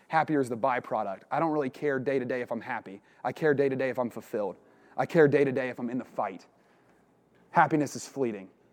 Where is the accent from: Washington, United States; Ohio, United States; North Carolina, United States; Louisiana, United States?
Ohio, United States; Portsmouth; now in Westerville, United States; I'm from Portsmouth, Ohio originally.